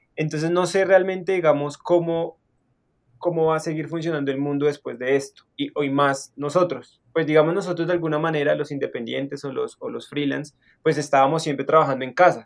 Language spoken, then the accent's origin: Spanish; Bogotá, Colombia; now in Zipaquirá, Colombia; soy de Bogotá, nací en Bogotá, y pues digamos, em, siempre me he movido como en, o crecí, digamos, en, la parte sur de la ciudad